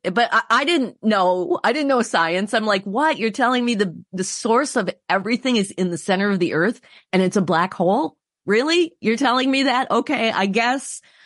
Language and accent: English; Wisconsin, United States; my home state of Wisconsin